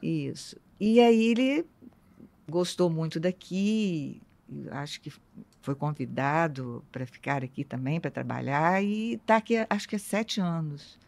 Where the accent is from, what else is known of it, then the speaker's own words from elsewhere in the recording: interior of Rio de Janeiro state, Brazil; moved away; eu sou do interior do estado do Rio